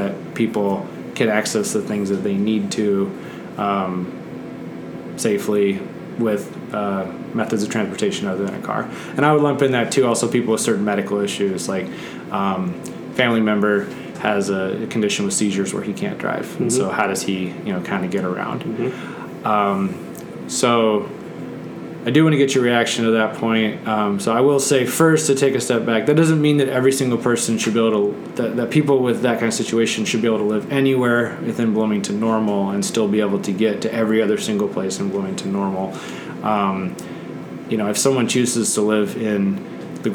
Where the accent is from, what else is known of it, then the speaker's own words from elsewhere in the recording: Netherlands; moved away; I grew up in the Netherlands, which is like the most bike-friendly country in the world